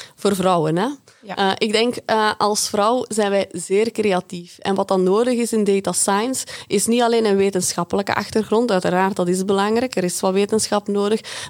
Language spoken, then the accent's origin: Dutch; Belgium; uit België, uit het verre België